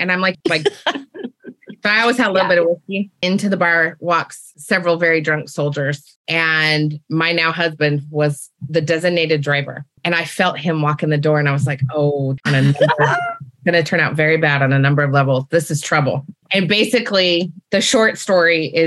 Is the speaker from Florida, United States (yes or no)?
no; Utah, United States; I grew up in Utah